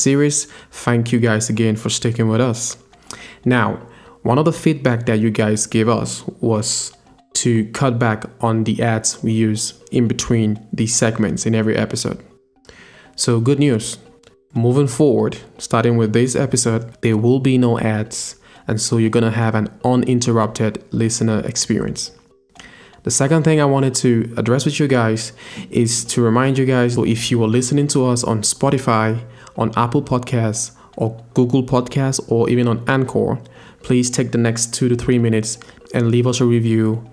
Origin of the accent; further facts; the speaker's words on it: Cameroon; I'm from Cameroon